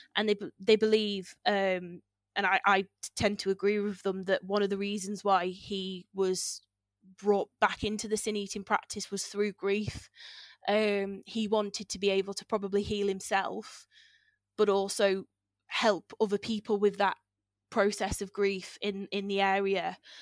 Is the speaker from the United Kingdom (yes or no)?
yes; near the Wrekin, Shropshire, West Midlands, United Kingdom; I grew up near the Reeking and I grew up with the stories of, like, the Reeking Giant